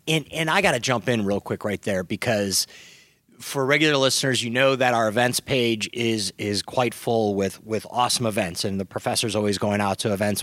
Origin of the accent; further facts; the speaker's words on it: Midwest, United States; now in Southern California, United States; we grew up in the Midwest and, and moved out to Southern California around the same time